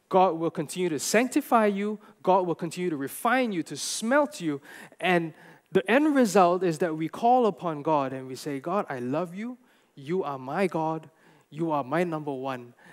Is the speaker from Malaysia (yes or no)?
yes; Malaysia; I'm a Gentile. I'm Chinese. I'm Malaysian.